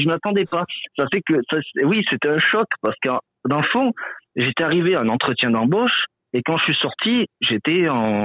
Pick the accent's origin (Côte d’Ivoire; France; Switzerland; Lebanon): France; moved away as an adult; now in Quebec, Canada; je suis français, donc immigré assez un peu plus fraîchement